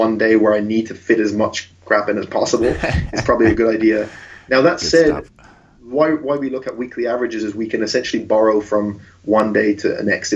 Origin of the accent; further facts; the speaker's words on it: Ireland; also born or lived in outside London, England; I was brought up in Ireland, I was born just outside London